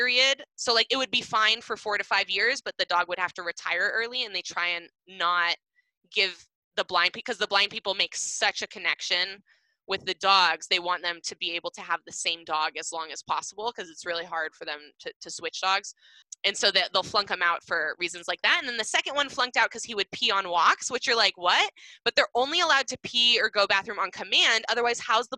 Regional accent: Seattle, Washington, United States; we grew up in Seattle, Washington

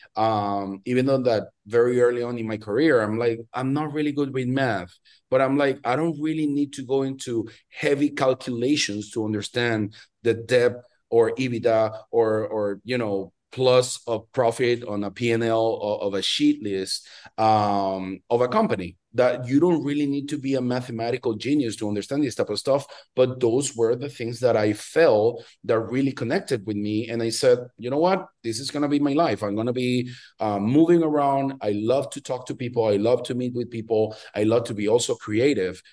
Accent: Venezuela; moved away as an adult; also born or lived in Miami, United States; now in New York, United States; I'm originally from Venezuela. I'm from Latin America, uh, born and raised, and spent, you know, big chunk of my life there until I was around twenty-six, twenty-seven.

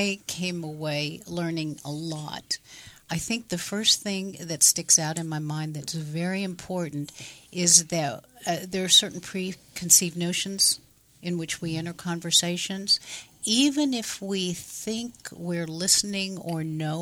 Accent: Oklahoma, United States; moved away as an adult; also born or lived in Silicon Valley, California; I was born here in Oklahoma

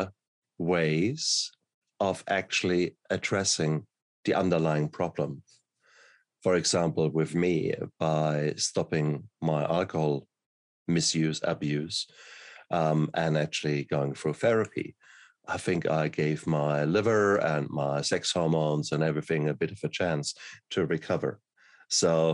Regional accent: Germany; I come from Germany

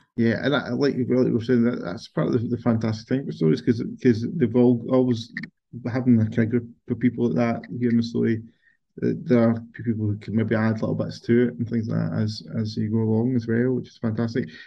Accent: Kate's Well, Lanarkshire, Scotland, United Kingdom; I grew up in Kate's well

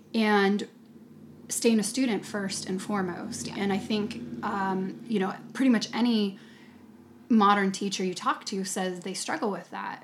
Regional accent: United States; I'm coming from America, American yoga teacher

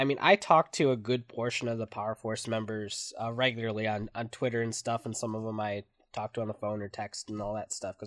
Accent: Michigan, United States; I'm from Michigan

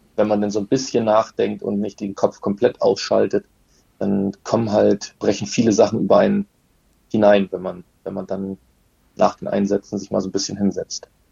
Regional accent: Rügen, Mecklenburg-Vorpommern, Germany; Wir kommen auch beide von der Insel Rügen

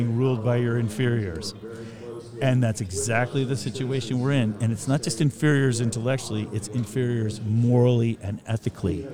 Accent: Northern California, United States; I grew up in Northern California

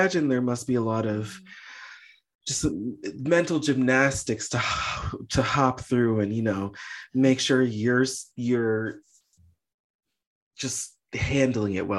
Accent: United States; I'm born and raised in America

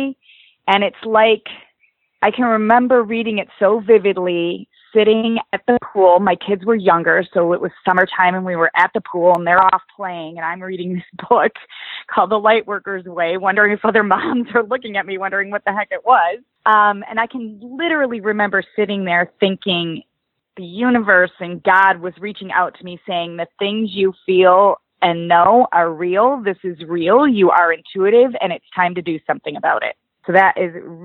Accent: Oswego, Illinois, United States; So I am from Illinois, a suburb of Chicago called Oswego. It's the Midwest, Midwestern girl.

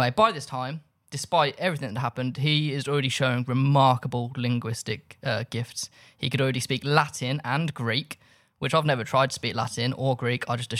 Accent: England, United Kingdom; No, I'm English. So I just speak loud and slow because I'm arrogant.

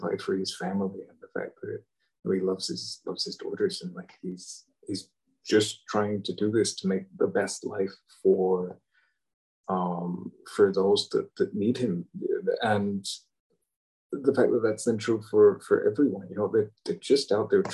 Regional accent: England, United Kingdom; I'm English

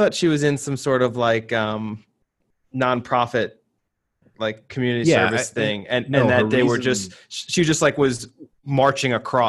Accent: United States; being the only American at the party

